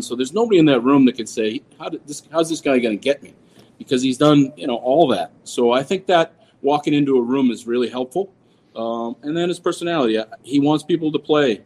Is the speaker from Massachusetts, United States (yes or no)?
yes; Boston, Massachusetts, United States; moved away as an adult; now in Montreal, Canada; pretty normal growing up in Boston